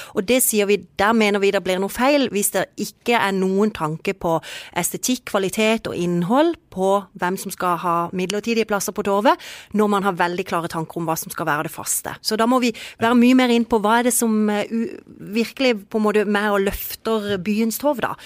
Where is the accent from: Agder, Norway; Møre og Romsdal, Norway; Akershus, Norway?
Agder, Norway; Kristiansand; vi som er jo født og oppvokst i Kristiansand